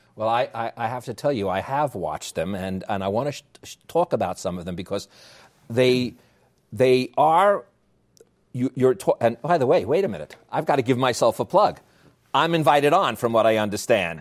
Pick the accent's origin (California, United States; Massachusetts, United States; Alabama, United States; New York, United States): New York, United States; accent: New York; my New York accent